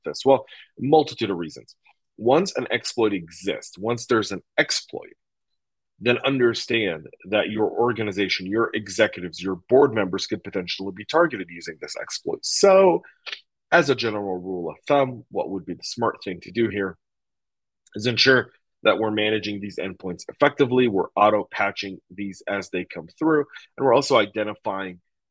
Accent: Denver, Colorado, United States; moved away; I'm coming to you a mile above sea level in my hometown of Denver, Colorado

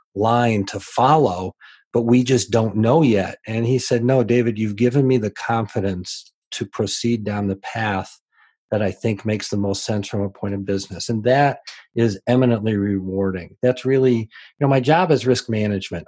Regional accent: Decatur, Illinois, United States; I grew up in Decatur, Illinois, so it was a fairly small community

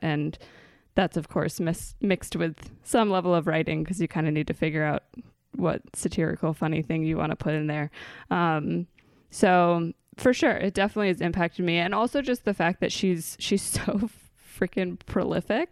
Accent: Maryland, United States; moved away; I am from Maryland. I grew up in a suburb in between Baltimore and Annapolis

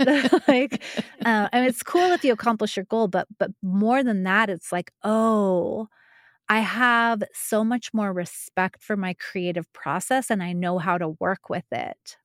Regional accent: New Mexico, United States; moved away; I'm from New Mexico. I'm not from Taos, but I am from New Mexico.

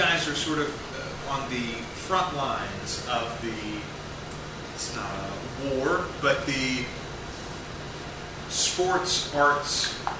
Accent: Bastrop, Louisiana, United States; I grew up in Bastrop, Louisiana. Small town, rural South, especially, South United States.

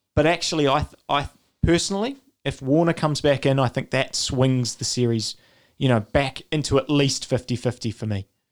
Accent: New Zealand; as a New Zealander

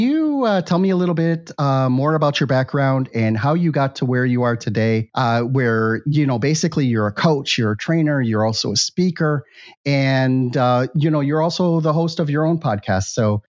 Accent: Milwaukee, Wisconsin, United States; moved away as an adult; also born or lived in Miami; Then when I finally came to the United States, I didn't go back to where I was born in Milwaukee, Wisconsin. I came down to Miami where my brother was.

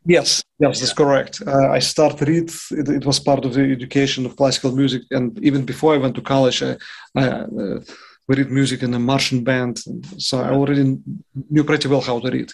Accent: Yaroslavl, Yaroslavl Oblast, Russia; English is a second language; moved away as an adult; also born or lived in Moscow, Russia / New York, United States; now in Vicenza, Italy; once I transferred myself to Moscow from my hometown Yaroslavl

